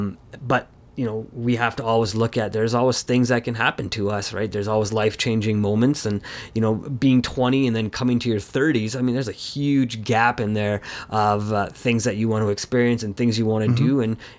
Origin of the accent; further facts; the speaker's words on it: Canada; I've grown up in Canada at home, but it's very different when you go to the culture